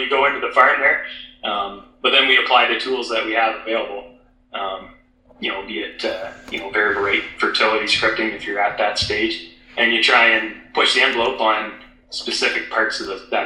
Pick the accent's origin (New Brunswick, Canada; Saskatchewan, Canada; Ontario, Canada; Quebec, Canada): Ontario, Canada; St. Marys; I come from where I grew up in St. Mary's area